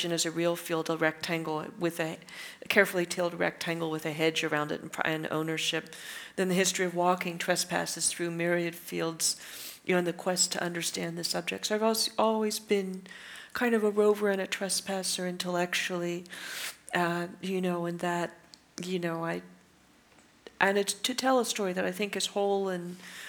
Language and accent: English; California, United States; I'm a Californian, and that sense of space does inform my work